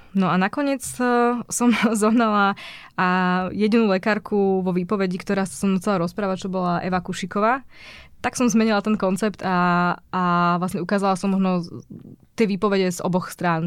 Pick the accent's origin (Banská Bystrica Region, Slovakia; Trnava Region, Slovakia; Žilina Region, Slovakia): Žilina Region, Slovakia; Martin; Ja som z Martina